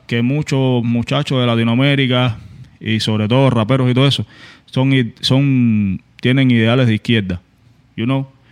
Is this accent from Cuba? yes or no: yes; Cuba; moved away; lo que pasa en mi país, que son 60 años de dictadura.